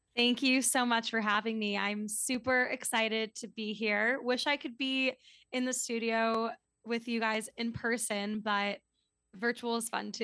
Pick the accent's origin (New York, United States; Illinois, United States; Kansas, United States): New York, United States; New York City; also born or lived in Washington, D.C. / Midwest / Scotland; I was actually born in D C, so I guess I can't fully say that, but I'm, I'm from New York City, grew up here